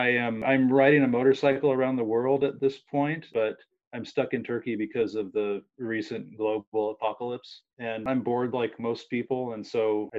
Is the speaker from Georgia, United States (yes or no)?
no; California, United States; moved away as an adult; I grew up in California.